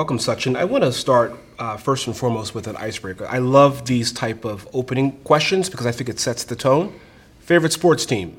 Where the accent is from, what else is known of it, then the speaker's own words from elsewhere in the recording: just outside of Philadelphia, Pennsylvania, United States; I grew up just outside of Philadelphia